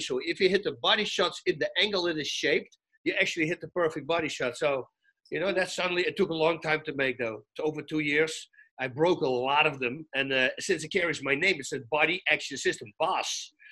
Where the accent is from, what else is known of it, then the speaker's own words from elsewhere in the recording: Netherlands; now in California, United States; I come from Holland, so 70% of the time it's freaking raining